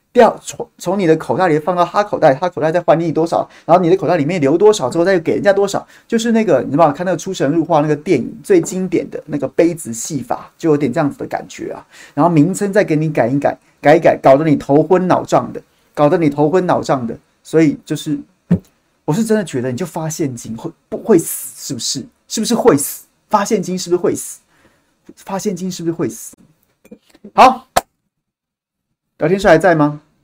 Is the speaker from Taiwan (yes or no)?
yes; Taiwan; 我们同样身为台湾人